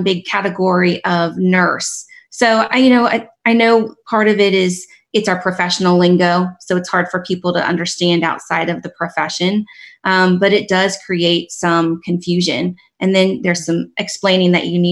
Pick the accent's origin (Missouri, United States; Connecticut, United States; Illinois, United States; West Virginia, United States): West Virginia, United States; moved away; I'm from West Virginia. That's where I grew up.